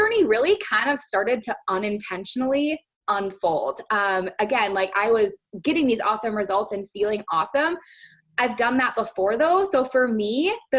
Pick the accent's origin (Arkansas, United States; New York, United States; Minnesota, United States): Minnesota, United States; St. Paul; moved away as an adult; now in Northern California, United States; I was actually born and raised in St. Paul, Minnesota, and 2 years ago moved out to Northern California